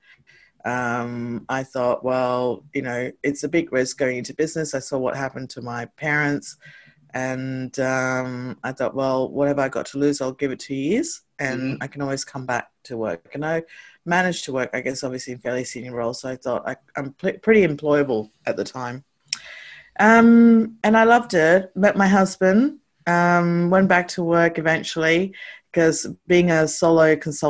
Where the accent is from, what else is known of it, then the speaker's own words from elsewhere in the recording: Canberra, Australian Capital Territory, Australia; also born or lived in Hong Kong; I had a fantastic childhood, like growing up in Canberra.